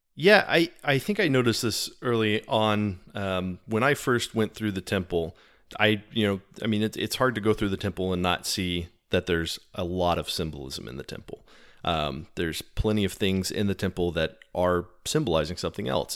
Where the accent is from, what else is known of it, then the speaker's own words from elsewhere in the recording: Texas, United States; I am from Texas